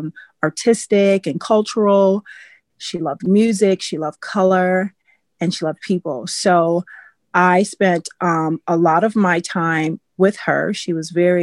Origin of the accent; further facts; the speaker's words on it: Milwaukee, Wisconsin, United States; I live in Wisconsin, and I was born and raised in Milwaukee, which is the larger city in Wisconsin